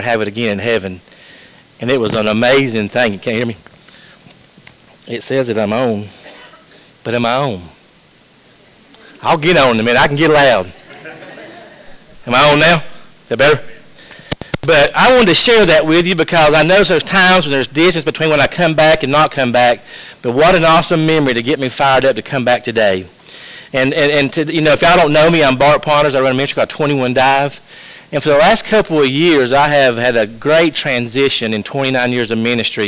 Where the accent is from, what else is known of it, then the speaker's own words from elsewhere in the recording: Georgia, United States; I am from Georgia